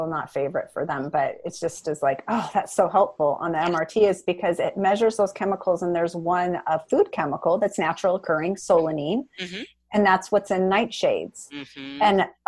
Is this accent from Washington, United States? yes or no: yes; Seattle, Washington, United States; I'm from Seattle